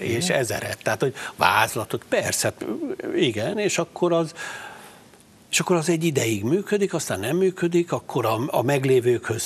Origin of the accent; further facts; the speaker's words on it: Palócföld, Hungary; kilettünk zavarva vidékre, tehát én egy rendes vidéki palóc gyerek vagyok, egészséges vidéki gyerek